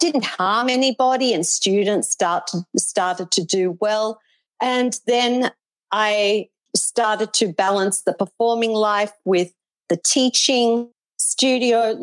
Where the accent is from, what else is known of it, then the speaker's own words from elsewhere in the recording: Melbourne, Victoria, Australia; moved away as an adult; now in Gold Coast, Australia; Then I moved to the Gold Coast from Melbourne